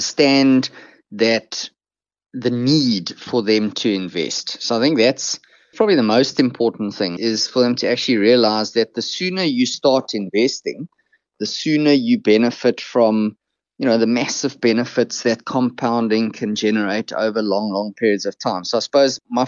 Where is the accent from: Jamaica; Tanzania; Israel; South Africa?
South Africa; Krugersdorp, Gauteng; I sort of grew up on the West Rand. Probably many of your listeners have never heard of the place, Krugersdorp